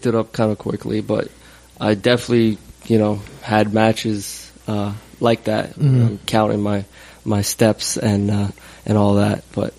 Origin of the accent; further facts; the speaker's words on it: Queens, New York, United States; I'm from Queens.